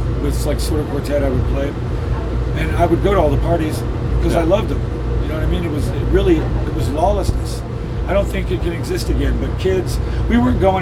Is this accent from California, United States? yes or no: yes; Southern California, United States; also born or lived in South Carolina; I moved to Southern California in 1979